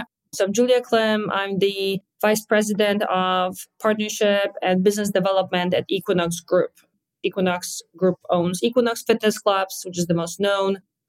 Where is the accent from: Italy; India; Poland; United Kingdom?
Poland; English is a second language; now in New York, United States; And you can hear an accent, as I was born and raised in Poland, moved around ever since, and I'm now stationary in New York, in Hudson Yards, where our hotel is.